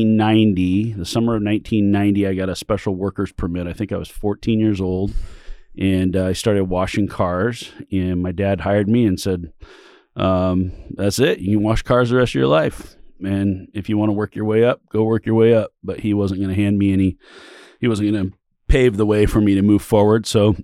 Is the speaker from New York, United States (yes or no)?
no; California, United States; born there; also born or lived in Oregon, United States; I was born in California. My dad was a car dealer down there.